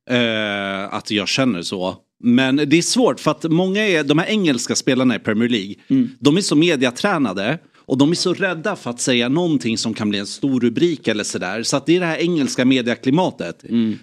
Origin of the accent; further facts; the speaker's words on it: Sweden; jag var från Sverige